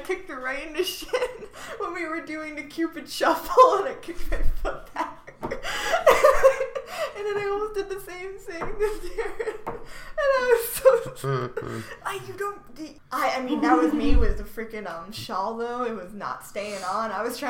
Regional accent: Connecticut, United States; From Connecticut.

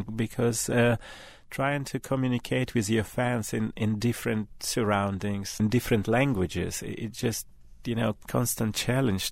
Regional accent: Vladivostok, Primorsky Krai, Russia; Welcome to my hometown.

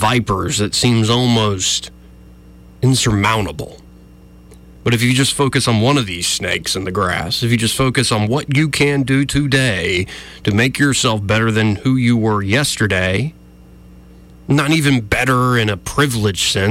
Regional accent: Montgomery, Alabama, United States; I was raised here in Montgomery from preschool all the way through high school

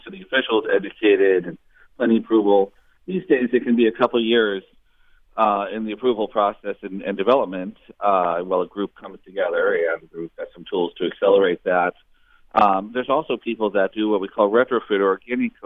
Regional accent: near Boston, Massachusetts, United States; also born or lived in Oakland, California; now in Berkeley, United States; I grew up near Boston

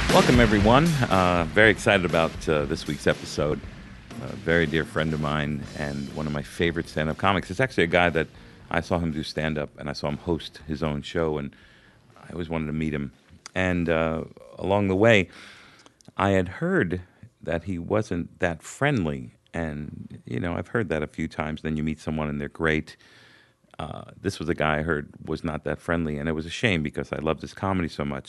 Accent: Hollywood, Florida, United States; also born or lived in New York; I grew up in Hollywood, Florida, even though I was born in New York.

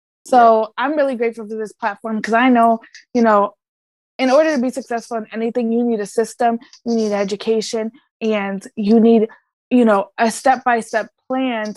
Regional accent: Connecticut, United States; also born or lived in Puerto Rico; I'm actually from Puerto Rico. I was born there, but I was raised in Connecticut for most of my life

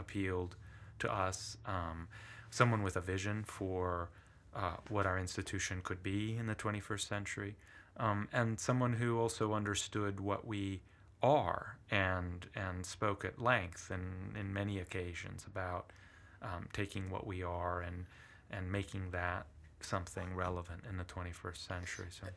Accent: Shaw Island, Washington, United States; first language Italian; English is a second language; also born or lived in Brindisi, Italy; I grew up on Shaw Island, uh, had an, uh, population of about a hundred and eighty people

